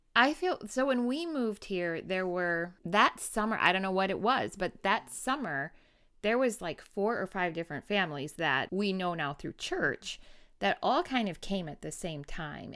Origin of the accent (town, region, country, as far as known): Wisconsin, United States